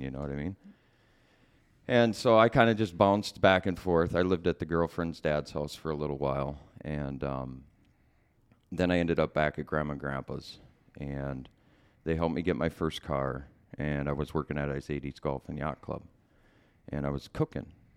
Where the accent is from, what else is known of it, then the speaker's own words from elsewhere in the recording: Bloomington, Minnesota, United States; also born or lived in Center City, Minnesota; I was born in Center City, that's in Chisago County. Um, and we pretty much lived, uh, mostly in Bloomington, um, growing up